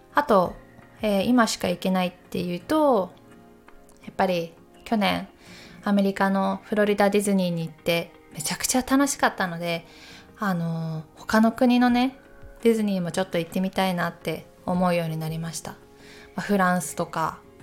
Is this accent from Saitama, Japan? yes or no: no; Takayama, Gifu, Japan; moved away; 私岐阜県の高山市出身